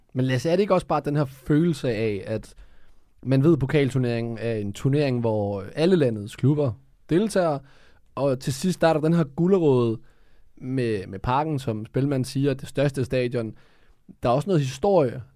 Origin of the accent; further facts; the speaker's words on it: Funen, Southern Denmark, Denmark; moved away as an adult; now in Copenhagen, Denmark; jeg har kun boet i København i fire år, så jeg er stadig, jeg er Fynbo.